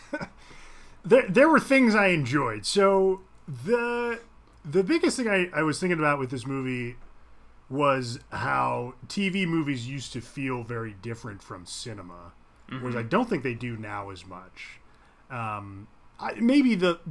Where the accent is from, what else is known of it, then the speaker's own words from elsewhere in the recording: Ohio, United States; I grew up in Ohio